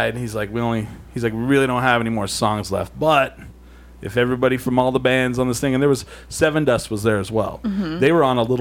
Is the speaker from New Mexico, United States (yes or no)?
yes; Albuquerque, New Mexico, United States; we're from Albuquerque